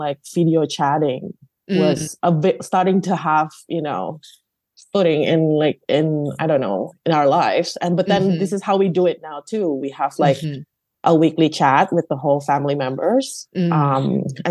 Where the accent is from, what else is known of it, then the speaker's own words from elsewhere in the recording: Bandung, West Java, Indonesia; moved away; I grew up in the West Java. It's in a Java island.